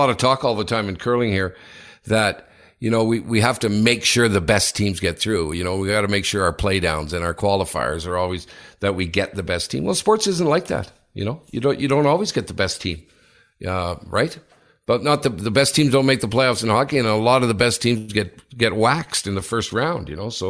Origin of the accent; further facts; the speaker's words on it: United Kingdom; now in Switzerland; As a British guy living in Switzerland